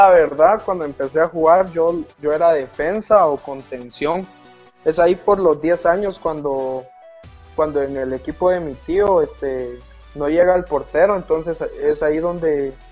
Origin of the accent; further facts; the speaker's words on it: Jalapa, Guatemala; Estoy de Jalapa.